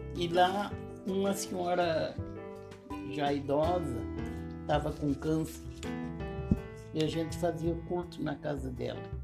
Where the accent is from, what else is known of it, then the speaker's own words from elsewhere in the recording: Lavras do Sul, Rio Grande do Sul, Brazil; Como eu sou lá de Lavras do Sul, nasci lá para o lado do Jaguarizinho e me criei naquelas bandas